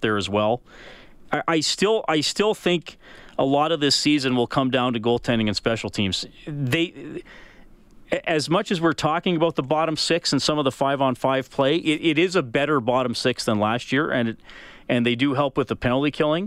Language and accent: English; Evansburg, Alberta, Canada; When I was a kid growing up in Evansburg, I was probably 10 or 11